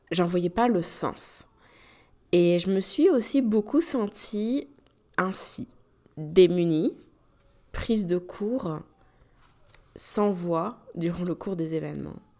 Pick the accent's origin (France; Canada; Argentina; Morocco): France; moved away; la visite de ma famille pour la première fois depuis que j'ai quitté la France, donc ça fait quand même sept ans